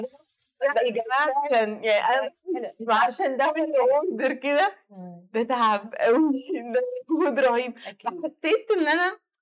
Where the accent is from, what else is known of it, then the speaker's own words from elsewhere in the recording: Egypt; احنا عندنا في مصر